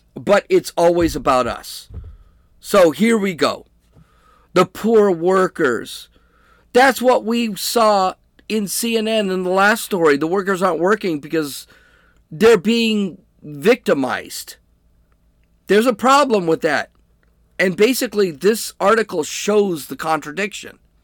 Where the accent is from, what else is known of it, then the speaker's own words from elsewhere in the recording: United States; I'm an American